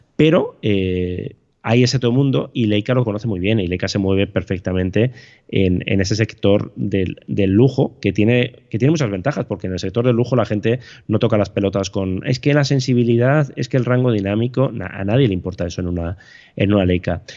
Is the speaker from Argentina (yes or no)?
no; Bilbao, Basque Country, Spain; yo soy de Bilbao